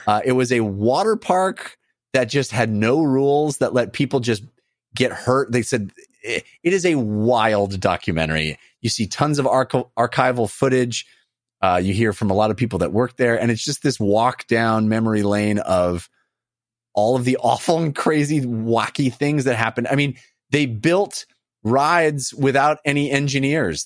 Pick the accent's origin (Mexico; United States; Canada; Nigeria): United States; West Coast; I grew up on the West Coast